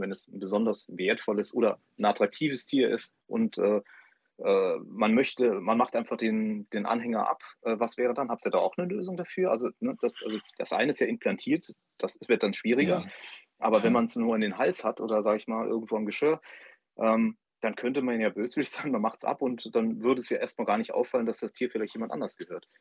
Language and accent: German; Saarbrücken, Saarland, Germany; ich bin äh, in, in Saarbrücken geboren und ähm, ich bin mal weggezogen, aber bin dann wieder hergekommen